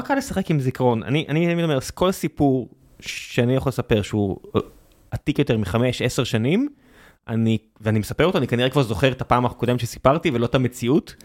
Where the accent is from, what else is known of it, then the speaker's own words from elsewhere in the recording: Beersheba, Southern District, Israel; moved away; גדלתי בבאר שבע